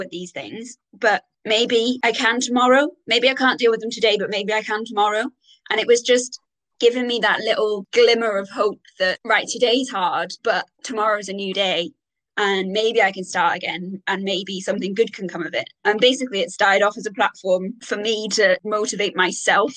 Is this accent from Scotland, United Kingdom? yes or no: no; Wales, United Kingdom; moved away as an adult; also born or lived in Galway, Ireland; now in Bath, United Kingdom; I'm half Irish, but I'm Welsh, born and bred in Wales